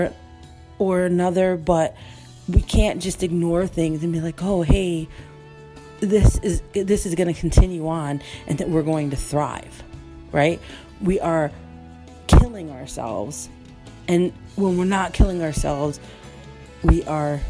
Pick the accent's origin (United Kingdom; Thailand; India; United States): United States; I'm an American first